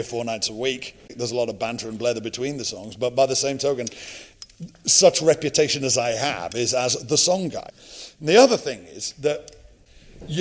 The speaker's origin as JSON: {"language": "English", "town": "Liverpool", "region": "North West England", "country": "United Kingdom", "tie": "born or raised there", "moved": "yes", "said": "When I was growing up in Liverpool, it was kind of a place you left"}